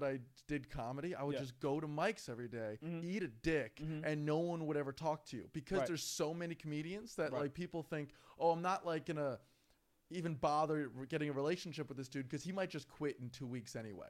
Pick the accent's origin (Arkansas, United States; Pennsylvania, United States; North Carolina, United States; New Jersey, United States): New Jersey, United States; I'm a Jersey boy.